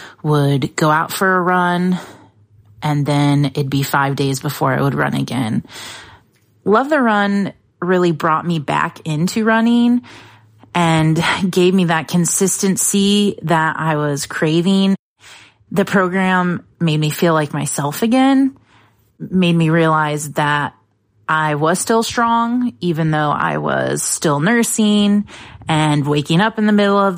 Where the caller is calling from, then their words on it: DeWitt, Michigan, United States; I'm calling from DeWitt, Michigan